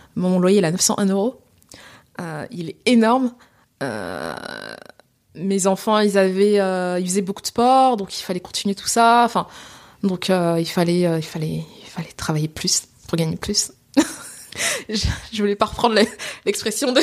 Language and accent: French; France; also born or lived in Seine-Saint-Denis, France; je suis française d'origine sénégalaise